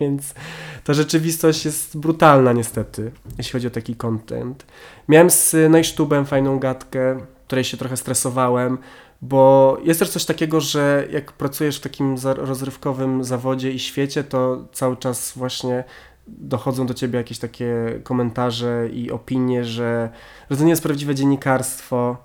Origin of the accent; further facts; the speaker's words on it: Warmian-Masurian Voivodeship, Poland; moved away as an adult; also born or lived in Wrocław; ja jestem z Warmii i Mazur